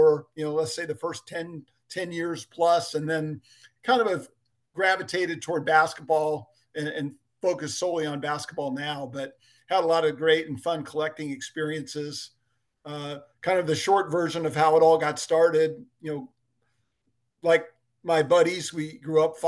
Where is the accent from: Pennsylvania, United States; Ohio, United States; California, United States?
Ohio, United States; Dayton; I grew up in Dayton, Ohio